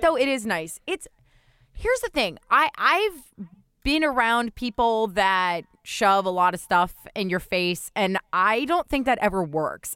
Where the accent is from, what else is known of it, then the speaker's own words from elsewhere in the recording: New Jersey, United States; I'm from New Jersey